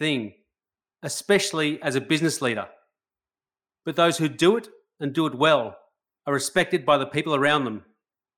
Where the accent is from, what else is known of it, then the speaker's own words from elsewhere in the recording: Australia; I love being an Australian